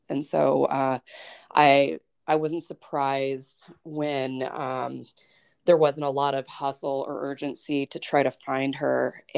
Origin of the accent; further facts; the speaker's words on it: Douglas, Wyoming, United States; I grew up in Douglas, and I was part of the punk rock scene in central Wyoming and eastern Wyoming.